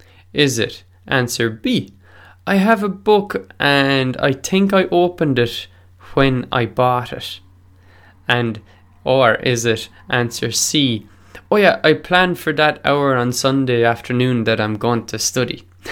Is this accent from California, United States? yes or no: yes; California, United States; Oh, I'm Californian.